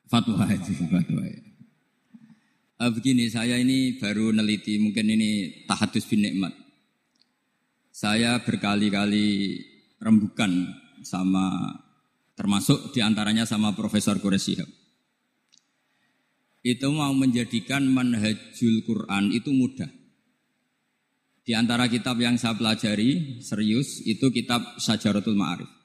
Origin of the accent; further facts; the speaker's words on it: North coast of Java, Indonesia; Saya ini orang Pantura.